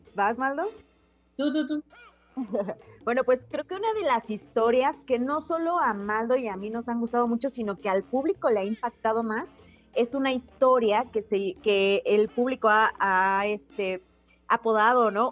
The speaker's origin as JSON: {"language": "Spanish", "region": "Oaxaca", "country": "Mexico", "said": "yo soy de Oaxaca"}